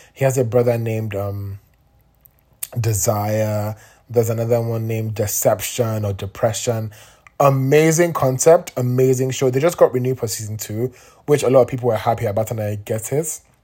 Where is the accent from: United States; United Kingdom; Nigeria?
Nigeria; I'm Nigerian